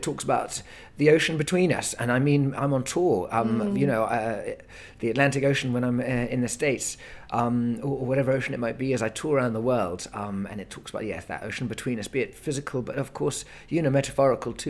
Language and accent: English; United Kingdom; we're British men, ex-army, both of us